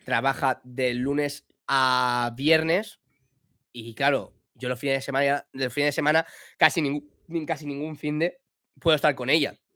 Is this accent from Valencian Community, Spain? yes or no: yes; Villajoyosa, Valencian Community, Spain; soy de Villa Joyosa, un pueblo de Alicante